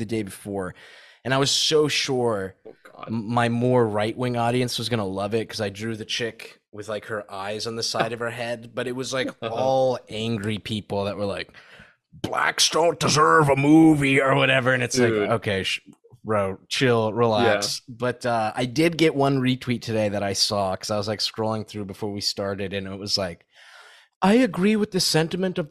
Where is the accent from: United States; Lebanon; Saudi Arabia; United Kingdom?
Saudi Arabia; moved away; I grew up in Saudi